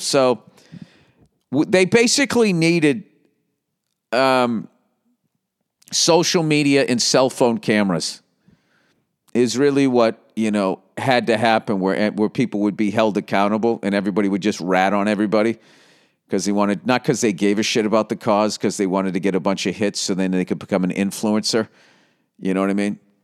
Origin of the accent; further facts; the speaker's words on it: Boston, Massachusetts, United States; accent: Boston; my fucking Boston accent